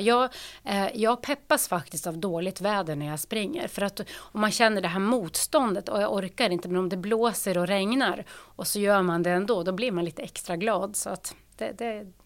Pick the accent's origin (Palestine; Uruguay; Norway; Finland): Norway; Lofoten, Nordland; Swedish is a second language; moved away as an adult; now in Uppsala, Sweden; Jag är född och uppvuxen i Lofoten i Nordnorge